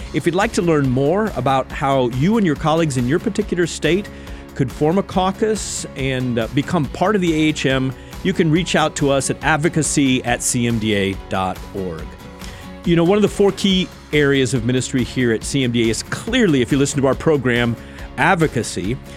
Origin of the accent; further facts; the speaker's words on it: Indiana, United States; I'm from Indiana